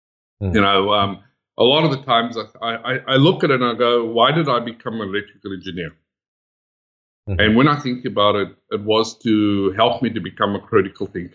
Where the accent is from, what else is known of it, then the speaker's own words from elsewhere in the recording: South Africa; moved away as an adult; now in Sydney, Australia; I'm originally from South Africa.